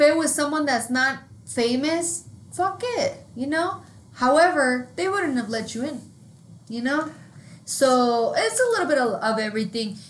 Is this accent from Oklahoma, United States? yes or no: no; New Mexico, United States; we're from New Mexico and not New York